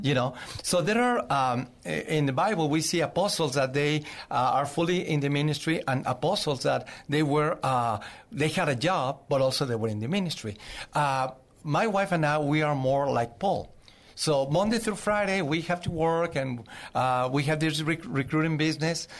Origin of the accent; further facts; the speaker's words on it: Zacatecas, Mexico; English is a second language; moved away as an adult; also born or lived in Mexico City, Mexico / Cuernavaca, Mexico / Boston, Massachusetts; now in San Antonio, United States; I was born in Zacatecas, Mexico. I moved to Mexico City when I was twelve years old